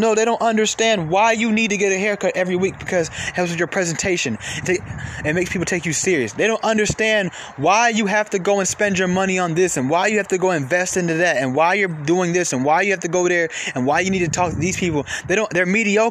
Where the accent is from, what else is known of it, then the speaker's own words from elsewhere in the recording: Atlanta, Georgia, United States; I'm from Atlanta.